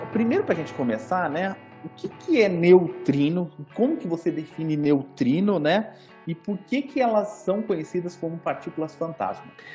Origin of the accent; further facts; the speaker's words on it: Campinas, São Paulo, Brazil; eu sou de Campinas, me sinto de Campinas